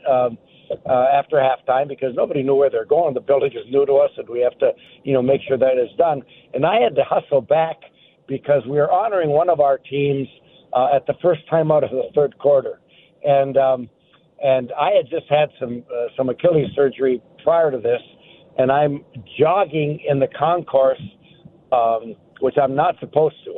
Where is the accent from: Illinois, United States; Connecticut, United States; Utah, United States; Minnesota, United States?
Minnesota, United States; Iron Range; now in Florida, United States; being a Minnesotan and growing up on the Iron Range